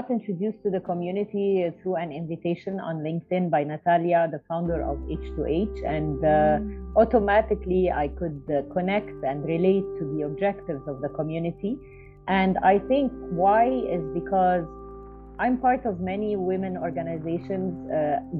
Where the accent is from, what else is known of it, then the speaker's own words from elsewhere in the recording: New Zealand; born there; I was born in New Zealand